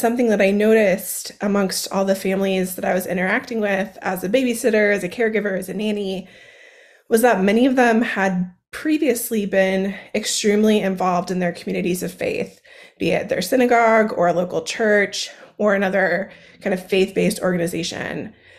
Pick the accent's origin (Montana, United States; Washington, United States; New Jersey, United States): Washington, United States; Seattle; So I grew up on the West Coast of the United States in the Seattle, Washington area.